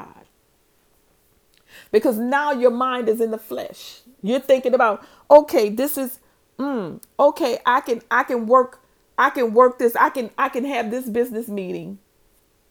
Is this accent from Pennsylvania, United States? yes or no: no; New Orleans, Louisiana, United States; I'm from New Orleans